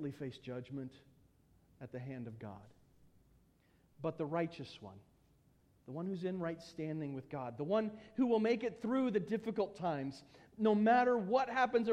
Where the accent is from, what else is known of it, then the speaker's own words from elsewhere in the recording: United States; being an American